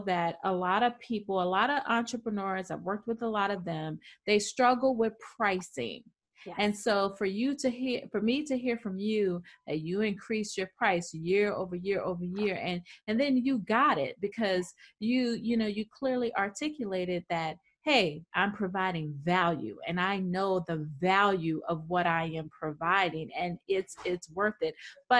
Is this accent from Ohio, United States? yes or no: no; New York, United States; I'm from New York.